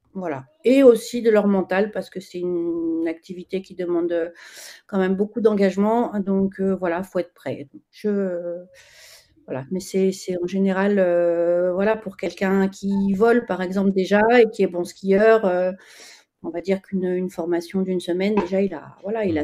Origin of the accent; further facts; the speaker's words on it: Chamonix, Auvergne-Rhône-Alpes, France; je suis née à Chamonix, donc j'ai skié depuis toute, toute petite. J'étais au club de ski gamine